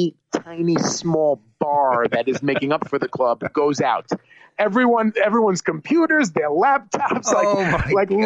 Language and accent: English; New York, United States; I'm a New Yorker